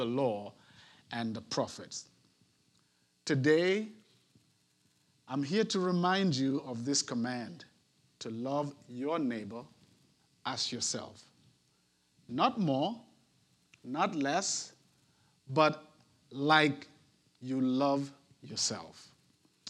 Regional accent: Nigeria; moved away as an adult; also born or lived in Netherlands; now in Houston, United States; I myself am an immigrant. While I had the luxury of migrating from my home country, Nigeria, to the Netherlands for religious work

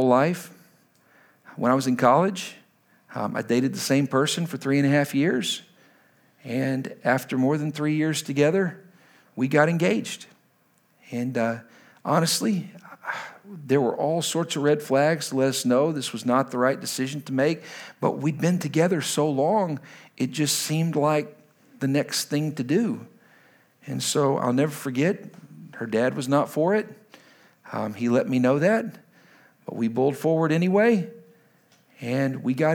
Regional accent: Lubbock, Texas, United States; now in Washington, D.C., United States; I'm from Lubbock, Texas originally

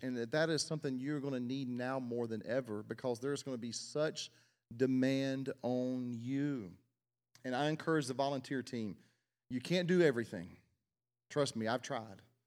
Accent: South Mississippi, United States; I was born in South Mississippi

